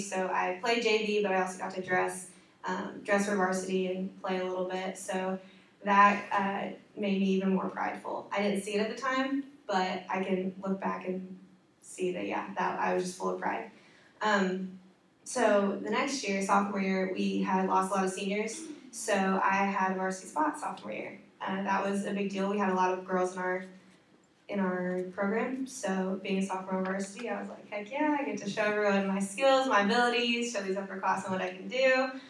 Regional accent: Evansville, Indiana, United States; moved away as an adult; now in Indianapolis, United States; I'm from Evansville, Indiana

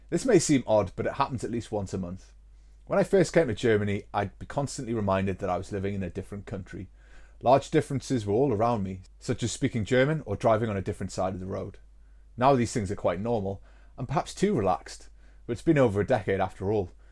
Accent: North East England, United Kingdom; accent: Geordie; I'll just revert back to pronouncing things without any T's and being quite Geordie about stuff.

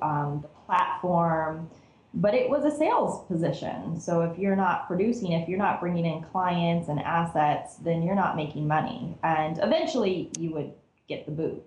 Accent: Cerritos, California, United States; I grew up in Cerritos, which is part of LA County

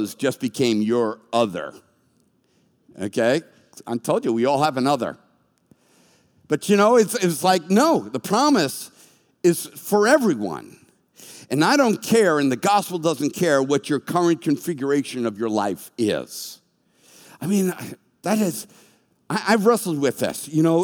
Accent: Boston, Massachusetts, United States; moved away; I was from Boston

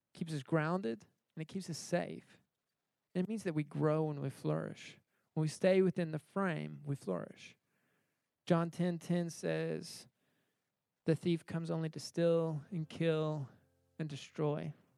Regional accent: United States; moved away as an adult; I grew up in America, uh, so I was used to uh, grocery stores

